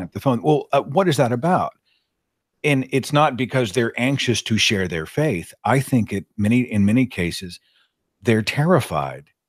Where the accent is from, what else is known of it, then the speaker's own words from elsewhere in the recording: the Bible Belt, United States; I happen to be born into a Christian home in the middle of the Bible Belt U S